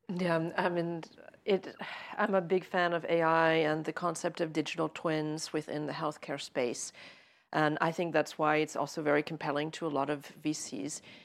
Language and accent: English; United States; I say that as an American